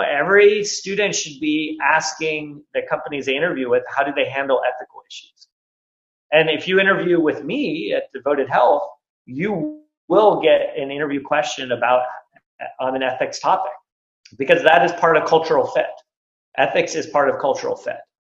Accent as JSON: {"language": "English", "area": "Silicon Valley", "region": "California", "country": "United States", "tie": "born or raised there", "said": "I grew up here in Silicon Valley"}